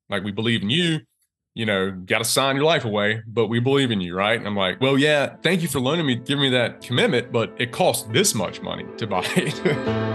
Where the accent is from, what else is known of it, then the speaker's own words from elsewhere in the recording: Eastern North Carolina, United States; also born or lived in Greenville, South Carolina; I'm from Eastern North Carolina, so I'm from that region